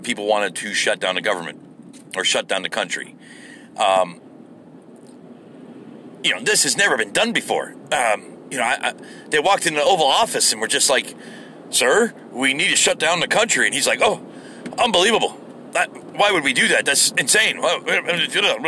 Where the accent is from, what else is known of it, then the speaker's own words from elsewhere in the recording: United States; as an American.